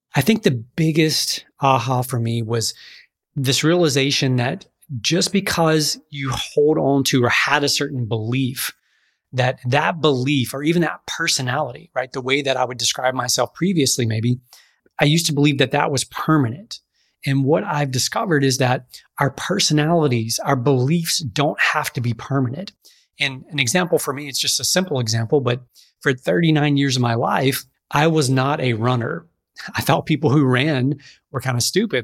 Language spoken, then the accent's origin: English; Pineville, Louisiana, United States; I grew up in Alexandria, uh, Louisiana area, actually across the river in a town called Pineville